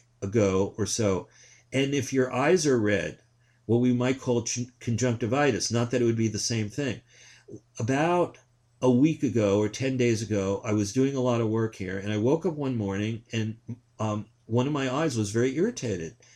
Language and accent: English; New York, United States; now in Willamette Valley, Oregon, United States; I grew up in New York